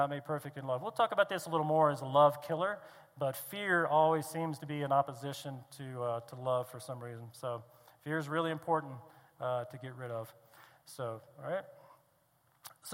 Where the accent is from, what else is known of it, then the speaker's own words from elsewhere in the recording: East Coast, United States; I grew up on the East Coast